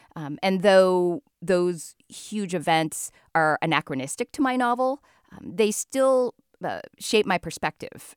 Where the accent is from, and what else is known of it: United States; born or raised there